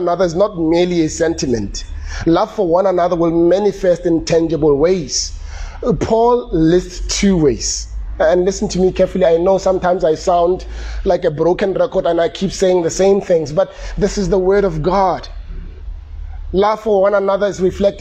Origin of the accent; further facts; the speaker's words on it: Soshanguve, Gauteng, South Africa; when I was growing up in Soshanguve